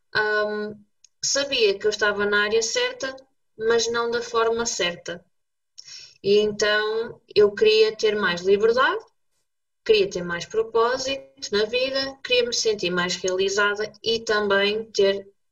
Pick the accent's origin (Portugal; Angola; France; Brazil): Portugal; Braga, Norte; eu sou bracarense, como tu